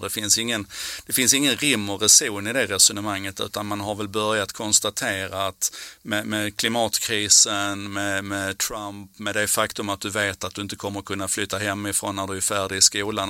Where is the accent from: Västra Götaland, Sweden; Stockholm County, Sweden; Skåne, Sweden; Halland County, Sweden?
Skåne, Sweden; Malmö; på 70-talet när jag växte upp i Malmö